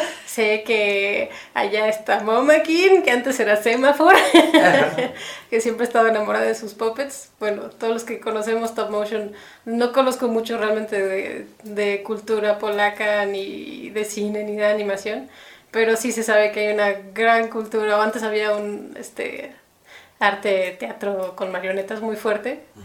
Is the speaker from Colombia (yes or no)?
no; Mexico City, Mexico; moved away as an adult; also born or lived in United States; now in Guadalajara, Mexico; casi toda la vida he vivido en México